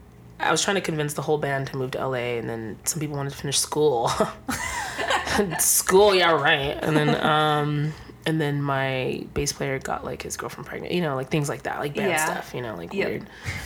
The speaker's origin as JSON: {"language": "English", "town": "San Jose", "region": "California", "country": "United States", "tie": "born or raised there", "moved": "as an adult", "lives_now": "Los Angeles, United States", "said": "I grew up in San Jose, California."}